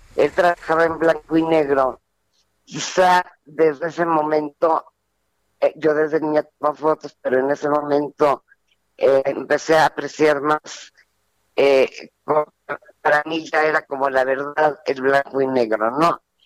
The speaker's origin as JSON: {"language": "Spanish", "country": "Mexico", "said": "mi trabajo aquí, de donde yo soy"}